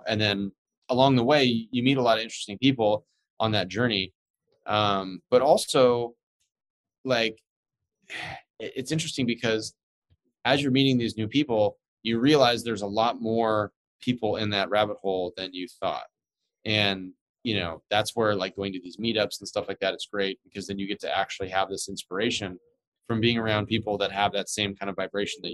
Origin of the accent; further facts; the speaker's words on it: United States; I'm an American